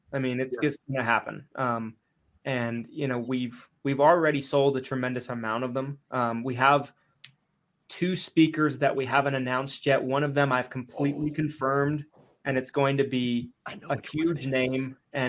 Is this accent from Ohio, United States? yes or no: no; Salt Lake City, Utah, United States; Salt Lake City, Utah, my hometown.